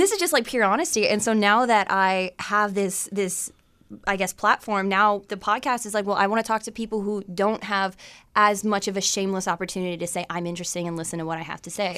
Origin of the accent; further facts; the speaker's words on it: McGregor, Ontario, Canada; I grew up in a trailer park, too.